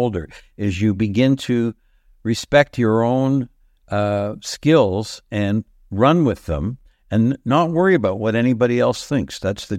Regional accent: Canada; It may seem like a lot for Canadians, but here I am at 81. If I am like a Canadian David Hockney or an Andy Warhol, our country has yet to allow living artists to reach that height in terms of sales.

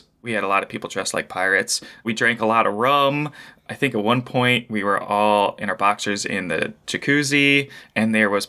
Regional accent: Phoenix, Arizona, United States; Phoenix, Arizona, land of the desert.

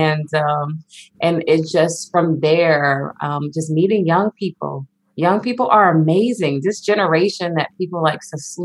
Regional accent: South Carolina, United States; moved away as an adult; I'm originally from South Carolina, very rural, small town

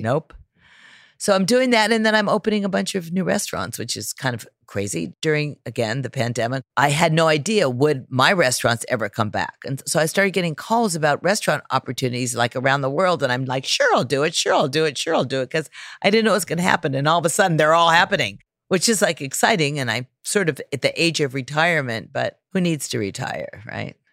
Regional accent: California, United States; growing up in California

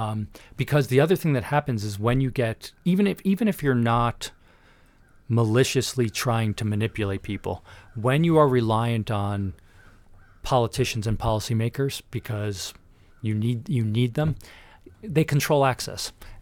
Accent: New Jersey, United States; So I grew up in Northern New Jersey. I went to Manhattan College in New York City for undergraduate.

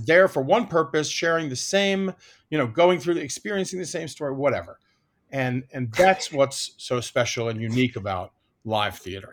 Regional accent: Washington, District of Columbia, United States; I grew up in Washington, D C

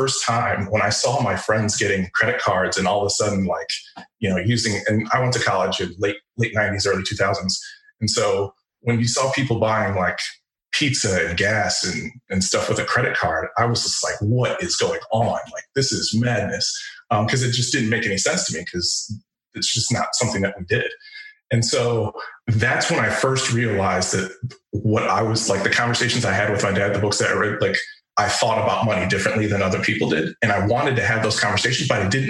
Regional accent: Chicago, Illinois, United States; moved away as an adult; also born or lived in Rhode Island; I grew up in Chicago in the 80s and 90s, so the Michael Jordan Bulls era

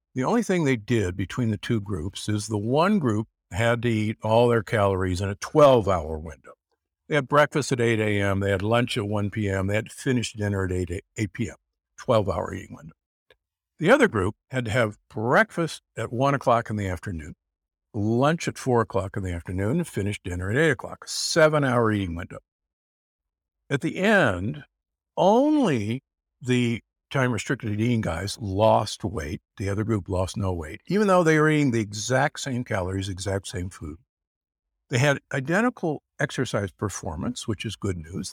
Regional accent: Omaha, Nebraska, United States; I grew up in Omaha, Nebraska

